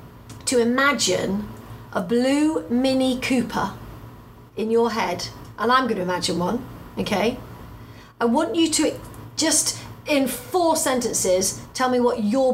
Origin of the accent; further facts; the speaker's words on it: United Kingdom; Because being a Brit and being an American, we have a different language anyway.